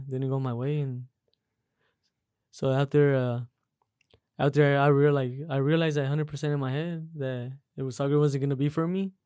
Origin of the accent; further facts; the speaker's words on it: Las Vegas, Nevada, United States; I grew up right here in uh Las Vegas, Las Vegas, Nevada.